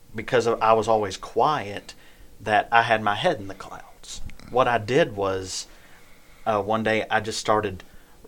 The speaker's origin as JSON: {"language": "English", "town": "Ragland", "region": "Alabama", "country": "United States", "tie": "born or raised there", "said": "I am from Ragland, Alabama. It's a very small town here in this state"}